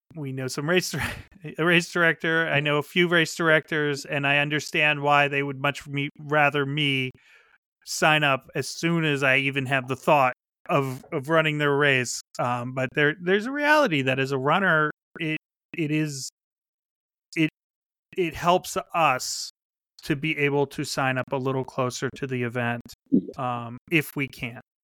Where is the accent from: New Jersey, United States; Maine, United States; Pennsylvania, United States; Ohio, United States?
Pennsylvania, United States; moved away; also born or lived in Chicago; I grew up in Pennsylvania uh, with the Appalachian Trail, like six miles from my house